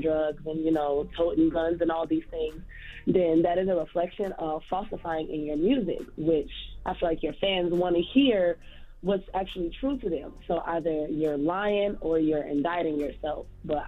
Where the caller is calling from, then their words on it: Savannah, Georgia, United States; I'm calling from Savannah.